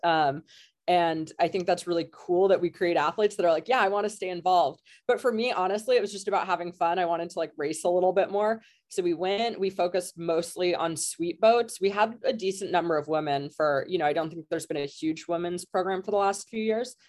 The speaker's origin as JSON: {"language": "English", "town": "Kelowna", "region": "British Columbia", "country": "Canada", "also_born_or_lived": "California", "moved": "as an adult", "said": "I'm Canadian. I'm from Western Canada. I'm from a town called Kelowna, which is in the interior."}